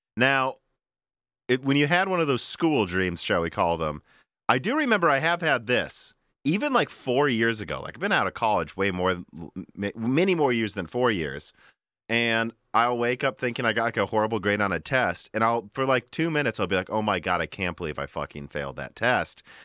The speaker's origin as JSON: {"language": "English", "region": "Minnesota", "country": "United States", "moved": "yes", "said": "I'm from Minnesota"}